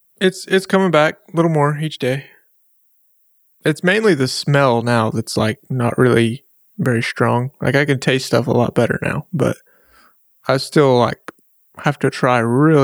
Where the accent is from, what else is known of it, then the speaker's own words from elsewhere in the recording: Ada, Oklahoma, United States; It has the city grid of my hometown etched into the glass. So it's like the roadmap of Ada. Oklahoma etched into the glass here.